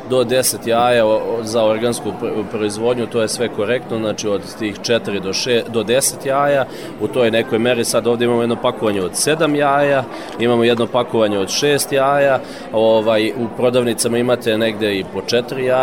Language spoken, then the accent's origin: Croatian; Serbia